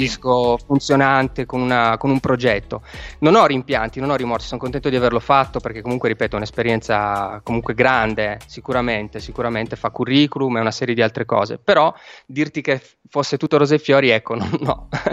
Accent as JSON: {"language": "Italian", "town": "Turin", "region": "Piedmont", "country": "Italy", "said": "io, essendo torinese"}